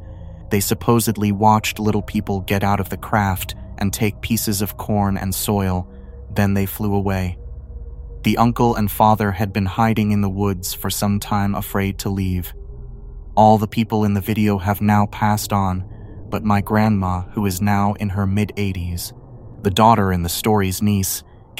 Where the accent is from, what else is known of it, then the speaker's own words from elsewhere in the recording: Alaska, United States; I grew up in Alaska, just on the bubble of civilization, sort of. Up there, even in the big cities, you'll get bears and moose and such.